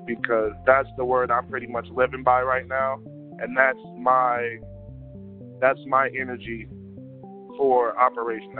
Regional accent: Las Vegas, Nevada, United States; I'm from Las Vegas, born and raised.

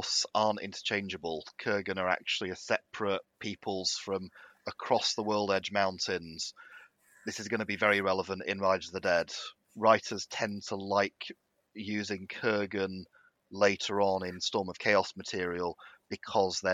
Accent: United Kingdom; as a British person

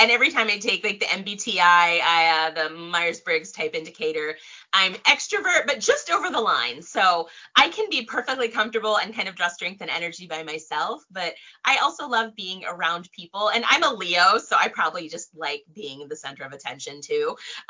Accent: Tokyo, Japan; born there; And actually, I was born in Tokyo. My dad's in the military or was in the military. So I was born in Tokyo.

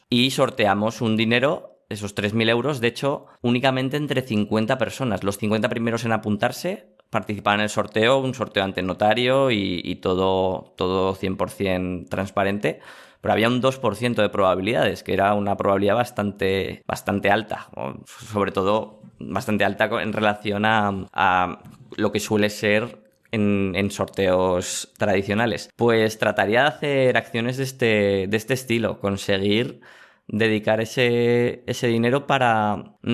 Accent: Aragon, Spain; Pues mira, voy a tirar hacia mi tierra, hacia Aragón.

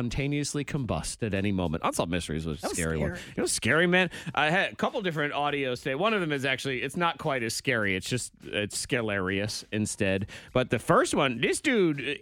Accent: New England, United States; moved away; also born or lived in the South (US); I grew up in New England

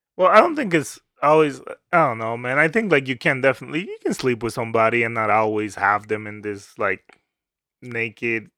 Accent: Dominican Republic; moved away; I grew up in the Dominican Republic

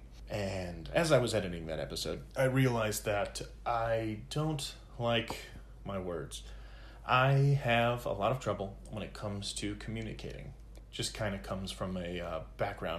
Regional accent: United States

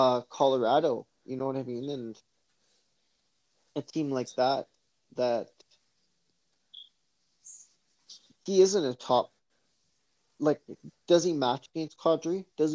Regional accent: Vancouver, British Columbia, Canada; my hometown market of Vancouver and the Lower Mainland

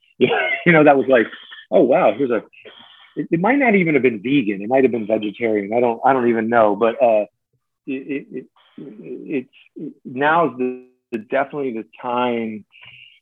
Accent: New Jersey, United States; moved away; the classic pizzeria I grew up with in New Jersey

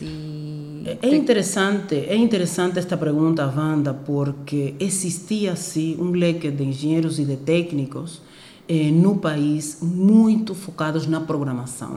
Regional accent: Cuba; Portuguese is a second language; moved away as an adult; also born or lived in Ukraine / Havana, Cuba; now in Angola; eu sou cubana, eu nasci em Cuba uhum. é, e também sou angolana.

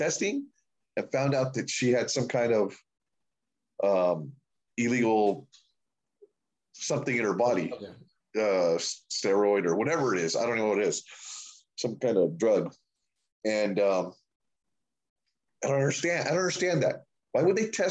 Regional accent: United States; I'm an American dude

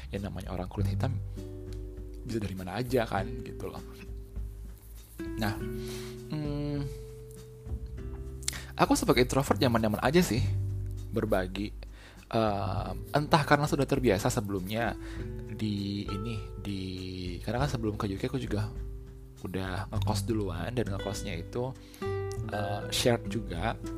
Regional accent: Indonesia; namanya aku orang Indo ya kalau nggak pedes kalau tidak menggoyang lidah istilahnya nggak nggak sah gitu makanannya

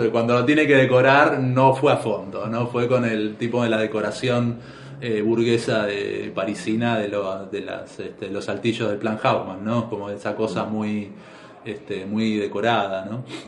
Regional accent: Buenos Aires, Argentina; no naciste en Buenos Aires como nacimos nosotros

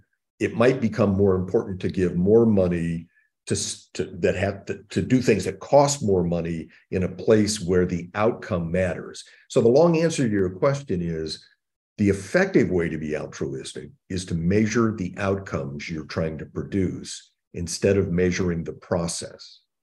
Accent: Indiana, United States; born there; So I was born in the Midwest in Indiana. And grew up with two sisters, the son of a General Motors executive.

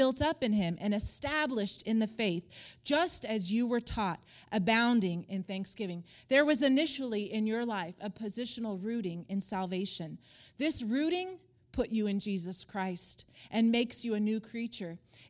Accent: Palm Springs, California, United States; also born or lived in Stockholm, Sweden / Colorado; I was born in Stockholm, Sweden. My parents were missionaries there. Then we went to Northern California, Colorado. But I would say my roots are Palm Springs, California.

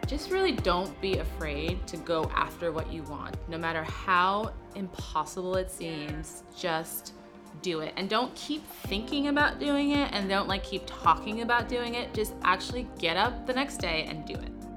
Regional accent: New York City, New York, United States; moved away as an adult; now in Los Angeles, United States; I'm from New York City originally, but I've lived in LA a while now, about 12 years

